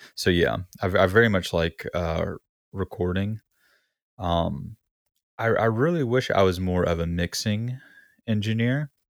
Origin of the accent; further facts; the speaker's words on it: South Alabama, United States; moved away; I'm from South Alabama originally along the Gulf Coast.